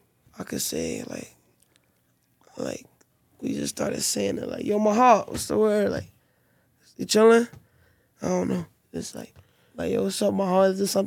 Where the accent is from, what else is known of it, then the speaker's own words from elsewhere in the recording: New York, United States; I never liked the Bronx, like, from little, like I'm from Harlem. Like, I never liked the Bronx.